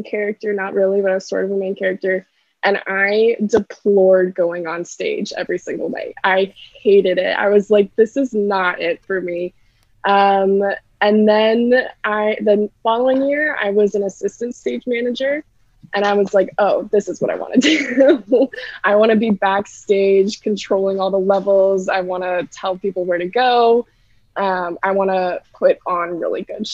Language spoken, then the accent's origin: English; Montana, United States; moved away as an adult; also born or lived in Massachusetts / Boston; now in Chicago, United States; I am originally from Montana, and I moved to Massachusetts